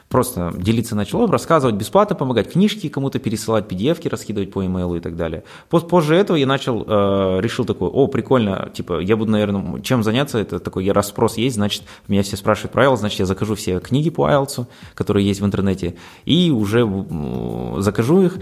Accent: Aktobe, Aktobe Region, Kazakhstan; Сам я родом из Ахтубе, учился в разных школах, учился в зарубежных школах, потом по приезду уже в Казахстан заинтересовался именно изучением и подготовкой к международным экзаменам

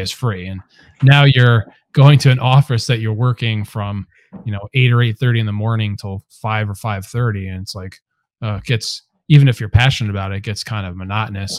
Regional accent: Cheshire, Connecticut, United States; also born or lived in Hamden, Connecticut / Delaware; I'm actually from Cheshire, Connecticut, a couple towns over, and grew up there

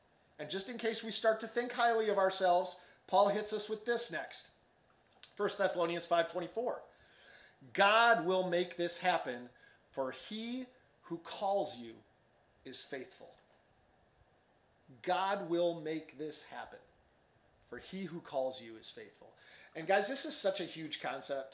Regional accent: Chicago, Illinois, United States; moved away as an adult; now in Dallas, United States; I grew up in Chicago suburbs, and we used to joke growing up in Chicago

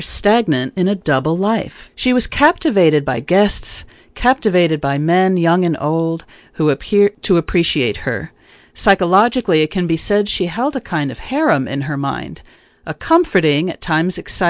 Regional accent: New York City, New York, United States; For many years, I frequented various cafes in my hometown of New York City

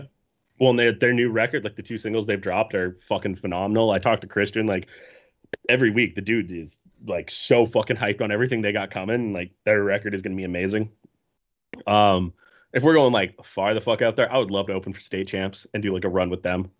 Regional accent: Canada; I'm from Canada

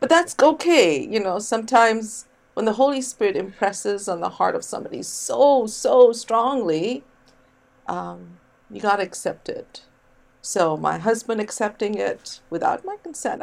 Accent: India; moved away as an adult; now in United States; and then I grew up in India, very bicultural

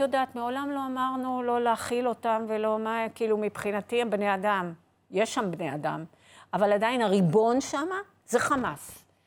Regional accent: Haifa, Haifa District, Israel; גדלתי בחיפה

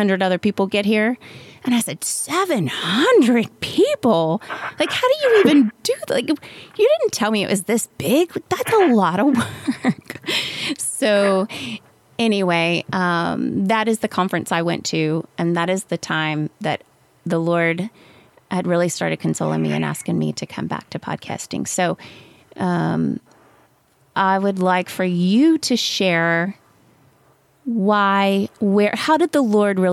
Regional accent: South Louisiana, United States; moved away; I grew up in South Louisiana

